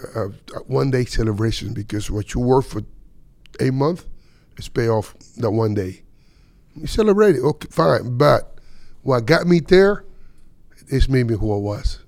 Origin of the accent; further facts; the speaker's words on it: Dominican Republic; moved away; I came out from Dominican from a little town that nobody even know.